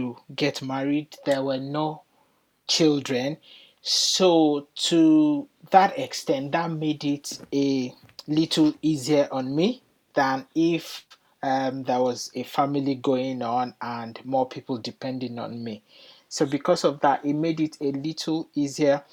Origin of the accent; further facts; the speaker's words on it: Nigeria; moved away as an adult; now in United Kingdom; I'm originally from Nigeria. I moved to the UK about 13 years